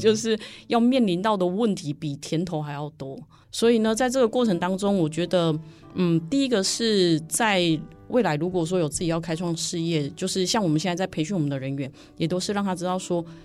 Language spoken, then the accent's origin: Chinese; Taiwan; also born or lived in Germany; 我们来自于台湾